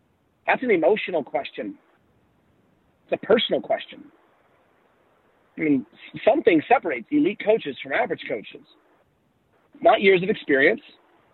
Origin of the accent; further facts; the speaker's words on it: Charlotte, North Carolina, United States; I'm in my hometown of Charlotte, North Carolina.